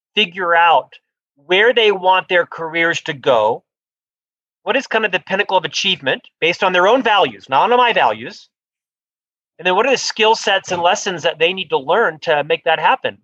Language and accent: English; Orlando, Florida, United States; moved away as an adult; also born or lived in Provo, Utah; now in Salt Lake City, United States; I'm originally from Orlando, Florida, where I lived the first half of my life